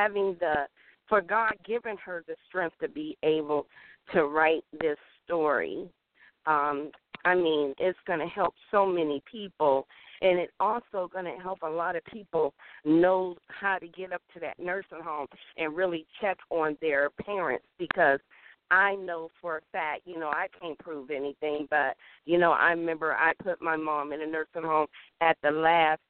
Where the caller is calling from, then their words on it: Winston-Salem, North Carolina, United States; I'm calling from Winston-Salem, North Carolina